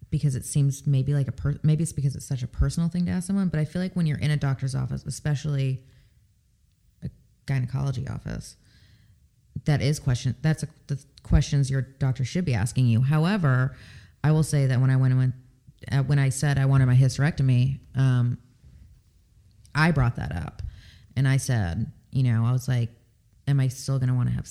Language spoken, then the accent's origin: English; California, United States; moved away; also born or lived in the Deep South; I'm originally from California.